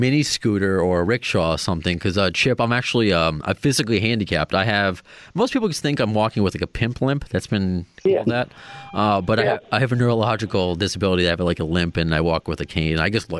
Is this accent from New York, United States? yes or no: yes; Long Island, New York, United States; I'm from Long Island. I'm working in New York City right now. I'm in Tribeca.